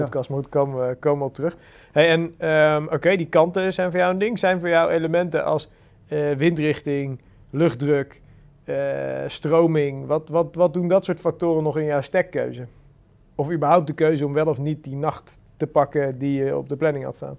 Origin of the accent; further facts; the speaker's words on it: Randstad, Netherlands; bij ons in de Randstad